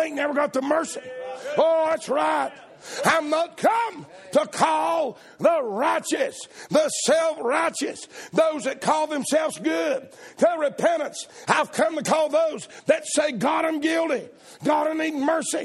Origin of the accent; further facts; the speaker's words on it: the South, United States; I'm a Southerner